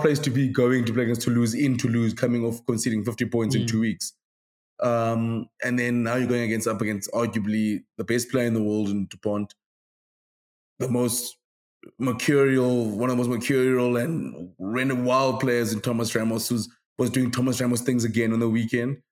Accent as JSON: {"language": "English", "country": "South Africa", "said": "as South African fans in general, we're very like we're quite we're quite an arrogant country in terms of rugby."}